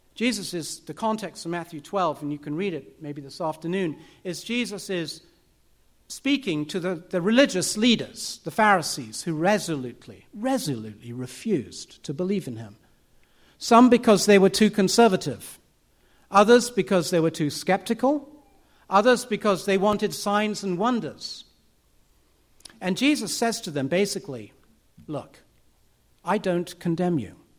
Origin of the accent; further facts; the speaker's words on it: United Kingdom; I'm British.